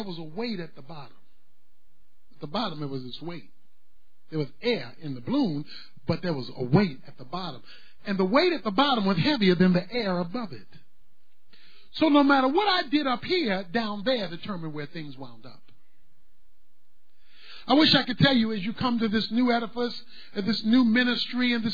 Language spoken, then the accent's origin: English; Baltimore, Maryland, United States; When I was a boy growing up in Baltimore, where I'm from